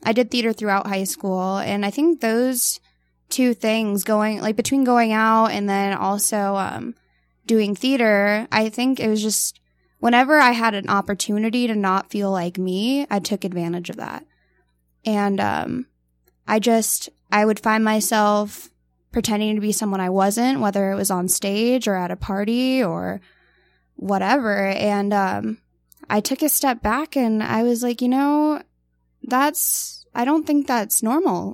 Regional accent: Tucson, Arizona, United States; I'm from Tucson

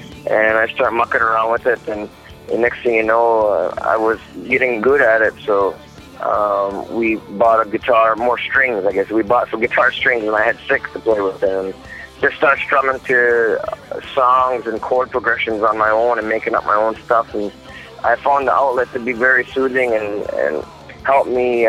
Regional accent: Six Nations of the Grand River, Ontario, Canada; I'm from Six Nations of the Grand River.

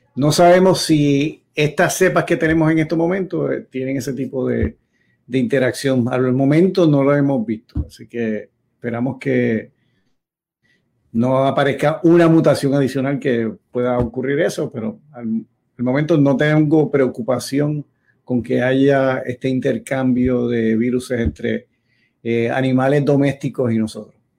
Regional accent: Yauco, Puerto Rico; yo cuando era niño allá en Yauco

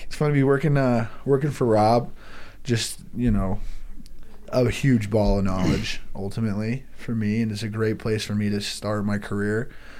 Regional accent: Reno, Nevada, United States; also born or lived in Incline Village, Nevada; born and raised here in the Reno area. Originally, I was born in Incline. We moved down to Reno, down the hill, to the Galena area when I was in kindergarten, and I've been Reno ever since. I grew up on the south end of town

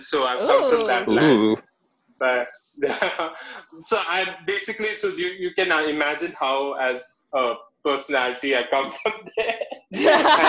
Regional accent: Kerala, India; moved away as an adult; also born or lived in Hyderabad; now in Bangalore, India; So I'm basically from Kerala. It's the southernmost part of India. It's a land where there's coconut trees. We are known for fishes. We are known for banana chips.

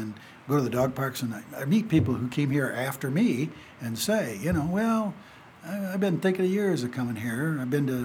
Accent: Peoria, Illinois, United States; moved away as an adult; also born or lived in Indianapolis, Indiana; now in Carson City, United States; I grew up in my hometown of Peoria.

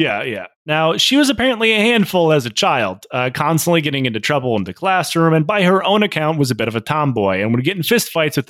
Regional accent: United States; Yeah, pretty much. Like, we're both American.

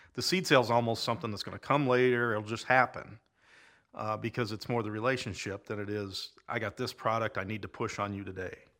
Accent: Lake City, Iowa, United States; moved away as an adult; also born or lived in central Nebraska; I grew up in Lake City and then, uh, moved away.

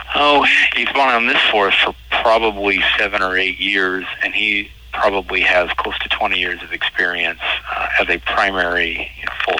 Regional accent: Decatur, Illinois, United States; moved away as an adult; now in Southern Illinois, United States; I'm originally from Central Illinois, from Decatur

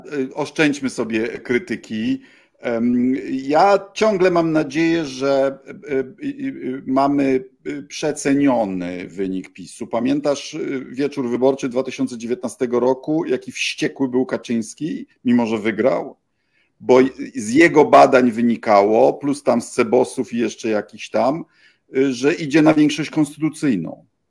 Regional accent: Bydgoszcz, Kuyavian-Pomeranian Voivodeship, Poland; Wychowałem się w bloku, tak jak na osiedlu leśnym w Bydgoszczy

